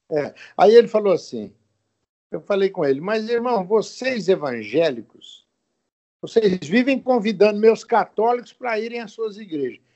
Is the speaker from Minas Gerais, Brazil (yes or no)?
yes; Rio Pomba, Minas Gerais, Brazil; also born or lived in Governador Valadares; Eu nasci em Minas Gerais, numa cidade chamada Rio Pomba, perto de Belo Horizonte.